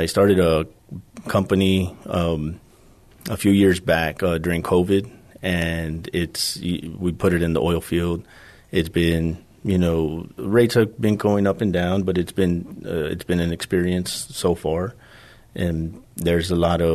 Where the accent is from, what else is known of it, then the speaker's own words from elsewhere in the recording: San Antonio, Texas, United States; I grew up here in San Antonio on the southwest side, over by the Valley High area